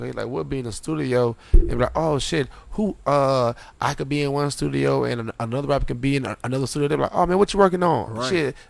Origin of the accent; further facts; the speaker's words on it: Orlando, Florida, United States; My birth certificate says ORMC, though.